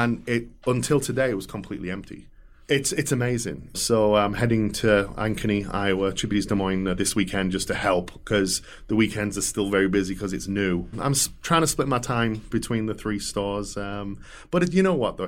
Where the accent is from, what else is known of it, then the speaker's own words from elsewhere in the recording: England, United Kingdom; moved away as an adult; also born or lived in Atlanta, United States / Nebraska, United States; now in Omaha, United States; growing up in England